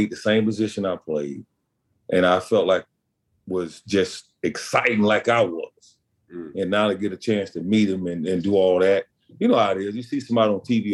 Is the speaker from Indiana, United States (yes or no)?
no; Pascagoula, Mississippi, United States; I'm from Pascagoula, Mississippi. I drive over from high school